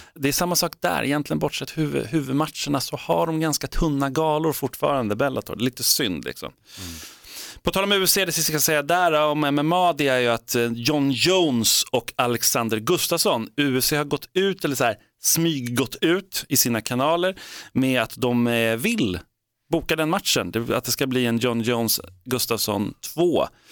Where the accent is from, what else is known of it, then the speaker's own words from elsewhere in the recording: Sweden; vi är svenskar